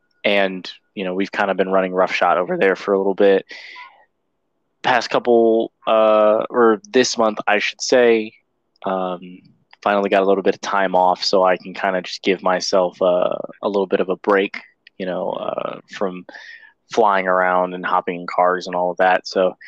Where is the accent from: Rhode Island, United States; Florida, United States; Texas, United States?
Florida, United States; Sarasota; so the area of Florida that I'm in, I am from Sarasota, okay.